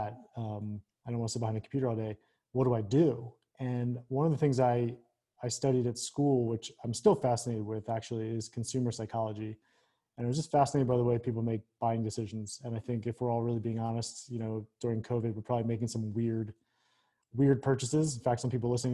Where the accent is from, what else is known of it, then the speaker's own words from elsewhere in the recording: Philadelphia, Pennsylvania, United States; moved away as an adult; also born or lived in Northern Virginia; So I grew up in Philly.